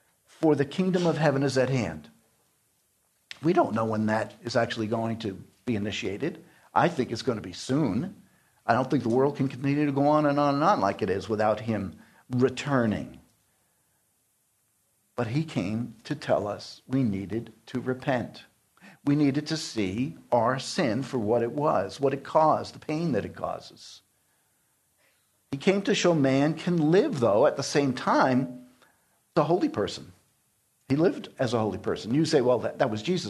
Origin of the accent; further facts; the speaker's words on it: New York City, New York, United States; I grew up in New York City